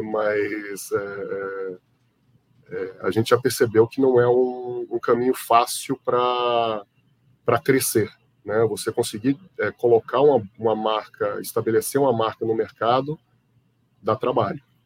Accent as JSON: {"language": "Portuguese", "town": "Itabuna", "region": "Bahia", "country": "Brazil", "tie": "born or raised there", "also_born_or_lived": "Belo Horizonte, Minas Gerais / Salvador, Bahia / São Carlos, São Paulo", "moved": "as an adult", "lives_now": "São Paulo, Brazil", "said": "Eu fui criado na Bahia, em Itabuna, depois em Salvador"}